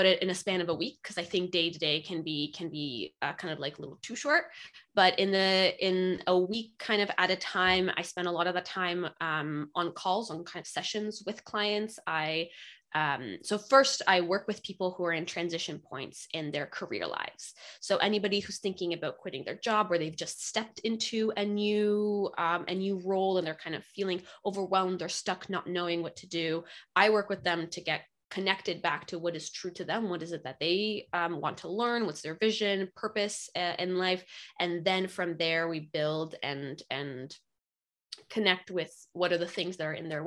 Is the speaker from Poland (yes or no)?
yes; Poland; now in Pacific Northwest, United States; I grew up in Poland